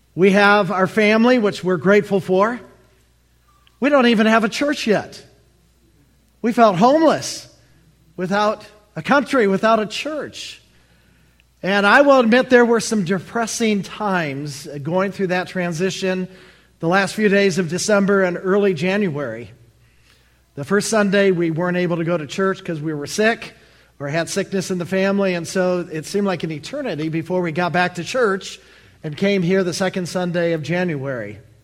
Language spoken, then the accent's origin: English; Allen Park, Michigan, United States; moved away as an adult; now in Baltimore, United States; I'm from the Motor City